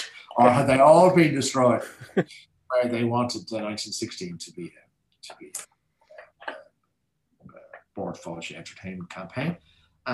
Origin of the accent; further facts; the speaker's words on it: Ireland; we are Irish.